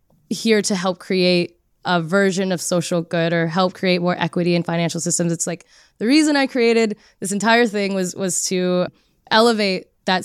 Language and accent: English; California, United States; also born or lived in Texas; now in New York, United States; I was born and raised in California, then I moved to Texas, and then now I live in New York, and I have a Filipino mom who immigrated from the Philippines to the States, and then, you know, dad from LA.